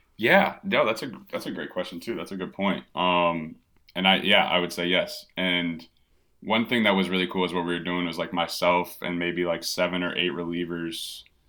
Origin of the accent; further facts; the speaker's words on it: Evanston, Illinois, United States; also born or lived in Penn State; now in Chicago, United States; I was born in Chicago, but did all my, uh, all my growing in Evanston, which is just north of the city